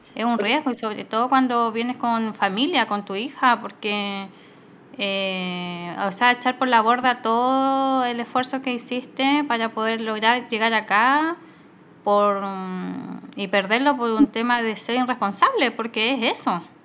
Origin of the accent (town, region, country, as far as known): Chile; moved away as an adult; now in Australia